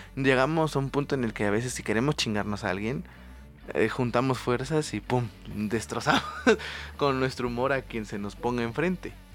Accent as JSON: {"language": "Spanish", "region": "Oaxaca", "country": "Mexico", "said": "yo estudié fuera ¿no? del estado, nosotros somos de Oaxaca"}